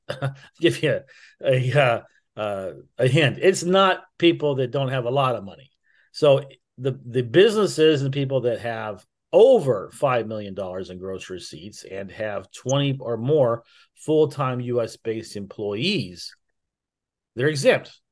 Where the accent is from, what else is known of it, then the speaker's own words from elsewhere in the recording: United States; I was born in America.